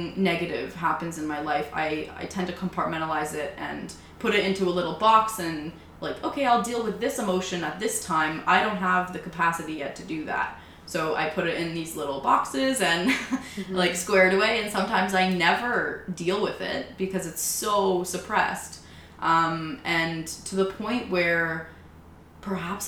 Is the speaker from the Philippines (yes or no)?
no; Oakville, Ontario, Canada; also born or lived in Munich, Germany; we moved to Canada. And, yeah, so I grew up in Oakville. Went to high school there